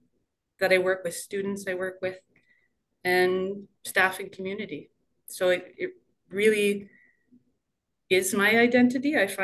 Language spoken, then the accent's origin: English; Lynn Lake, Manitoba, Canada; also born or lived in Gillam, Manitoba / Cranberry Portage, Manitoba; I grew up in Lynn Lake, Manitoba. That's where I was born and raised.